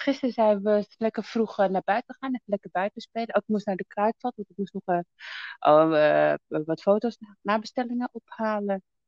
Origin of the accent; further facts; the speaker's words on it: Amsterdam, North Holland, Netherlands; Zo in West geboren